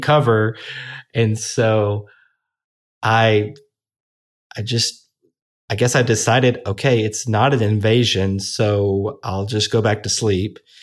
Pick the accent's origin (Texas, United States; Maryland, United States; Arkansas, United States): Arkansas, United States; Little Rock; Little Rock, Arkansas, Baptist Hospital, November sixteenth, nineteen eighty-four